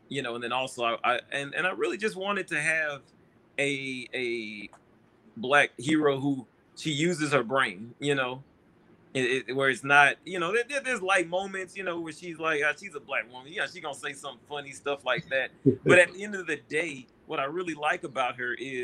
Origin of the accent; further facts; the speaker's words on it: Houston, Texas, United States; I'm from Houston